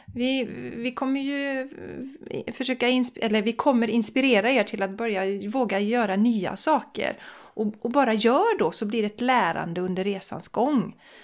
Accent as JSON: {"language": "Swedish", "town": "Borås", "region": "Västra Götaland", "country": "Sweden", "also_born_or_lived": "Bollebygd", "moved": "yes", "lives_now": "Gothenburg, Sweden", "said": "jag är från Borås från början, eller allra först från Bollebygd"}